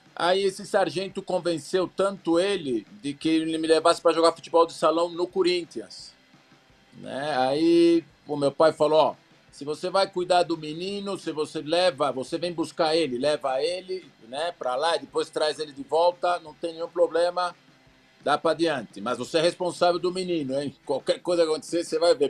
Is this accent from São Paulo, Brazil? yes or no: yes; São Paulo, Brazil; moved away as an adult; now in Mexico; lá no Belenzinho, onde eu fui criado